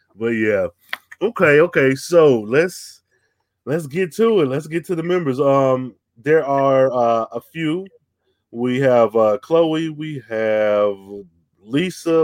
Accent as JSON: {"language": "English", "country": "United States", "said": "me being American"}